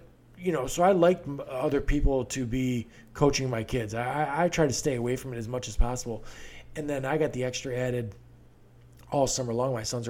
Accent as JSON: {"language": "English", "town": "Beaufort", "region": "South Carolina", "country": "United States", "tie": "born there", "said": "Now, I was born in Beaufort on a naval base there."}